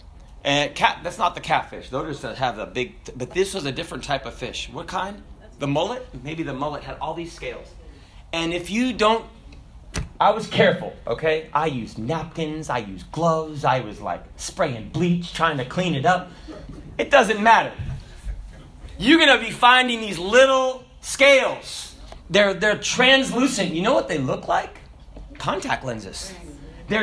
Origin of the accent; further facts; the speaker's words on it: Hong Kong; also born or lived in Kenya / Russia; Because I was born in Kenya, and I grew up in Hong Kong, and I grew up in Russia, and I wouldn't understand until Brother Junor helped me out how to gut a fish.